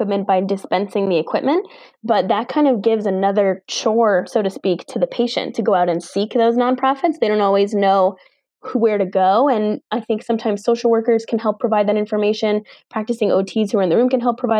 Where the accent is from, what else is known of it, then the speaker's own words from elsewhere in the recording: New York, United States; I'm from New York